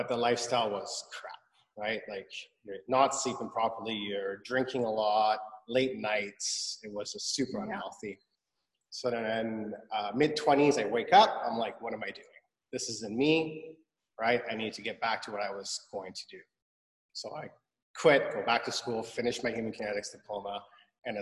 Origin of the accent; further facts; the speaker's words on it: Vancouver, British Columbia, Canada; also born or lived in Iran / Montreal; So I was five. We moved. We lived in Montreal for 2 years. Then we moved to Vancouver, and I've been here ever since